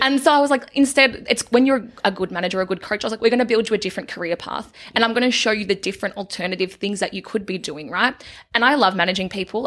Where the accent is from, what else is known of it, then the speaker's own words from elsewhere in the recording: a small country town in Victoria, Australia; For the majority of my childhood, I grew up in a town called Denali